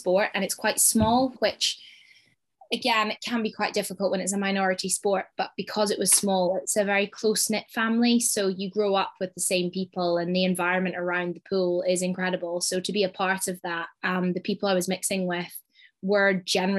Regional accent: Scotland, United Kingdom; I am Scottish through and through

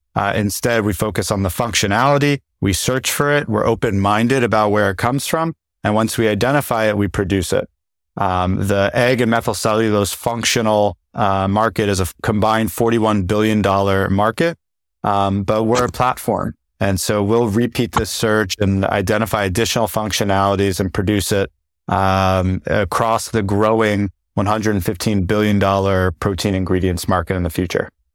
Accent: New Jersey, United States; I grew up in New Jersey

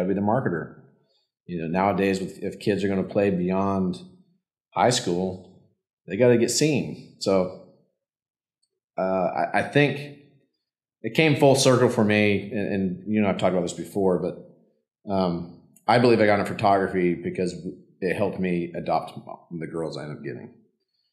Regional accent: Yellowstone, Wyoming, United States; moved away; I grew up in Yellowstone. My dad was a park ranger

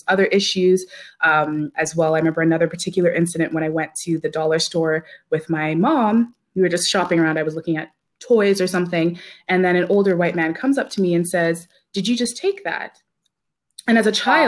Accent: Ladner, British Columbia, Canada; I grew up in a small town on the Lower Mainland called Ladner. It's located in South Delta

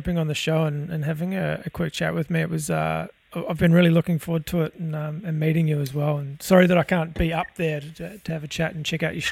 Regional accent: New Zealand; I'm not actually Australian, I'm a Kiwi myself

